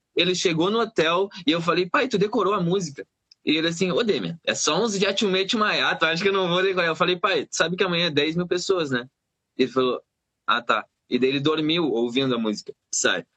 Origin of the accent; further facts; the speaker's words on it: Pelotas, Rio Grande do Sul, Brazil; moved away; Templo das Águas era um local na colônia onde eu fui criado